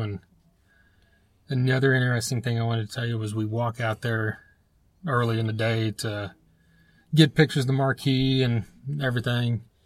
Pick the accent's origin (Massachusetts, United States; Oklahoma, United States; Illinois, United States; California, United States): Oklahoma, United States; Broken Arrow; I'm from Broken Arrow